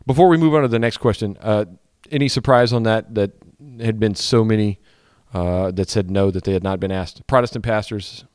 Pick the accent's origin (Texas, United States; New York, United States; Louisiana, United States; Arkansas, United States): Louisiana, United States; East Baton Rouge Parish; moved away; the areas I grew up in in East Baton Rouge Parish, Tangipahoa Parish, Livingston Parish